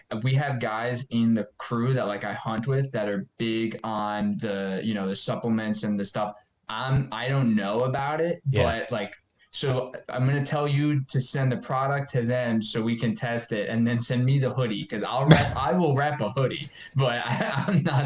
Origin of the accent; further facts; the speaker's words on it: Long Island, New York, United States; where I grew up on Long Island, we had the East Coast Mecca, they called it.